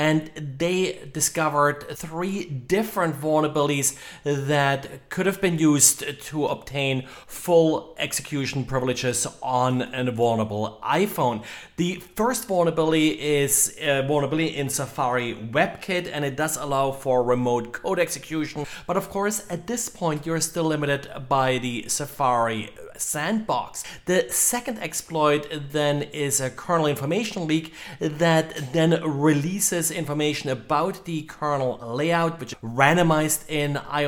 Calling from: Jacksonville, Florida, United States; today I'm recording from Jacksonville, Florida.

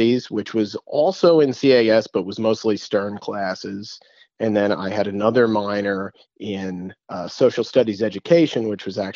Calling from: New York, United States; I am calling you from Midtown Manhattan, where I live and work.

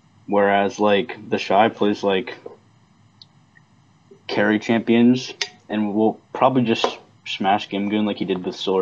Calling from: Baltimore, Maryland, United States; Baltimore, Maryland.

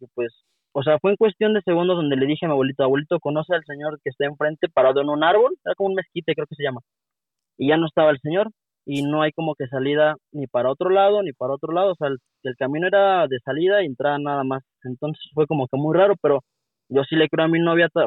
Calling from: Querétaro, Mexico; Le llamo de la ciudad de Querétaro.

